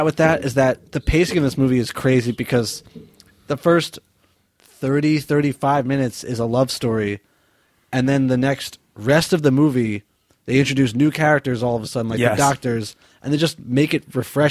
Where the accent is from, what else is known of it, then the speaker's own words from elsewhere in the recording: Northeast, United States; I grew up in the Northeast as well.